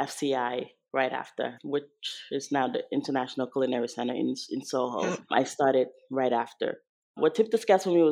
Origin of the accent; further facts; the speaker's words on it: Senegal; moved away; growing up in Senegal, all the bakeries there are French bakeries